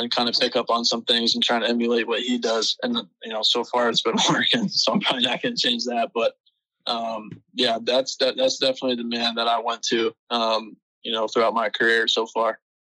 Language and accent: English; California, United States; I started playing hockey when I was six. I'm from California. So I mean, as you can imagine, not a lot of ice out there, but right. fortunately enough, there's a rink five minutes from my house